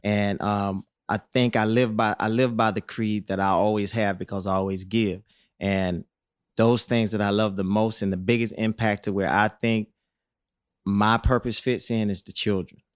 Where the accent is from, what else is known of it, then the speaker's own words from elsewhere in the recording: Rock Hill, South Carolina, United States; moved away as an adult; I come from Rock Hill